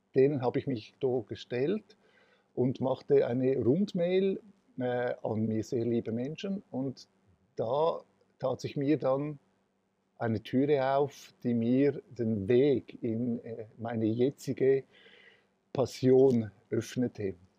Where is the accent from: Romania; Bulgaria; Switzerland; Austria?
Switzerland; Ich bin, äh, als, äh, gebürtiger Italiener von Gastarbeitern in der Schweiz, äh, auf die Welt gekommen, hatte die Kindheit auch so verbringen dürfen.